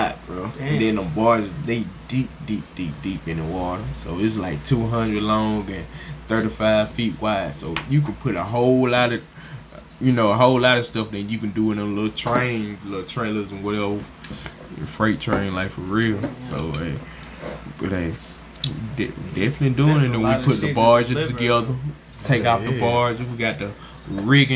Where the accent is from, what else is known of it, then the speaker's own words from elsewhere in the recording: the South, United States; we from the south